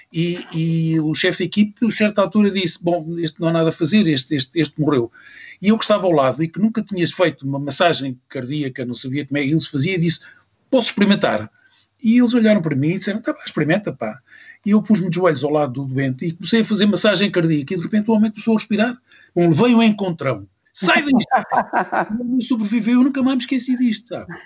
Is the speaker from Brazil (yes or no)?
no; Luanda, Luanda Province, Angola; born there; also born or lived in Lisbon / Mozambique; Nasci em Angola, em Luanda. Nasci por acaso em Luanda, os meus pais estavam lá.